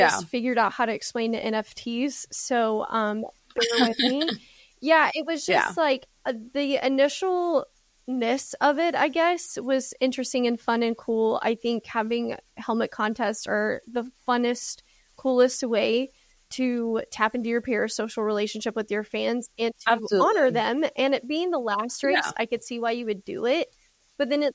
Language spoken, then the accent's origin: English; United States; being an American